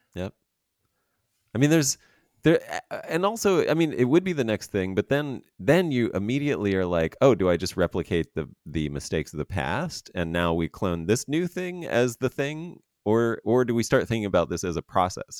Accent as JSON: {"language": "English", "region": "Pennsylvania", "country": "United States", "tie": "born or raised there", "said": "I grew up in Pennsylvania"}